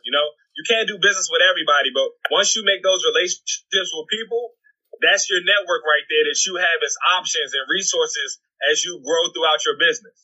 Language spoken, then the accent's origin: English; Washington, District of Columbia, United States; I was born and raised in Washington D.C.